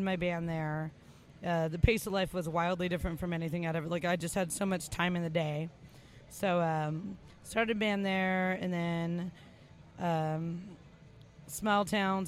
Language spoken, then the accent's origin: English; Los Angeles, California, United States; moved away as an adult; also born or lived in Lexington, Kentucky; I was born in East